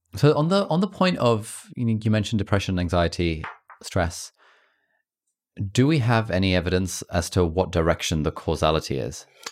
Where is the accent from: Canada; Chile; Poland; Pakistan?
Pakistan; I'm from Pakistan